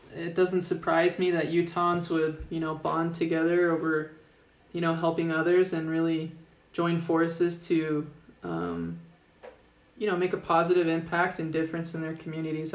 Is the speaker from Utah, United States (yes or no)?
yes; South Jordan, Utah, United States; I'm actually originally from South Jordan